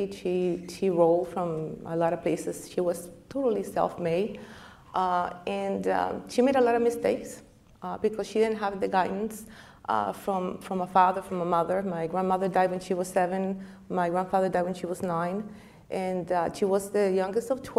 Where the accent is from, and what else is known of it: Costa Rica; moved away